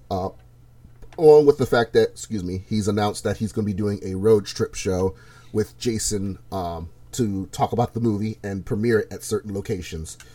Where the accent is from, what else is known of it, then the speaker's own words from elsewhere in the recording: Toledo, Ohio, United States; I'm doing this podcast while I'm residing here in the shitty of Toledo, Ohio.